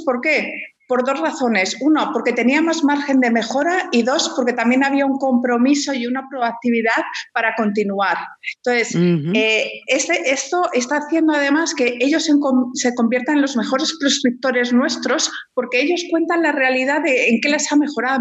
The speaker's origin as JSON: {"language": "Spanish", "town": "Madrid", "region": "Community of Madrid", "country": "Spain", "moved": "as an adult", "lives_now": "Chile", "said": "soy española"}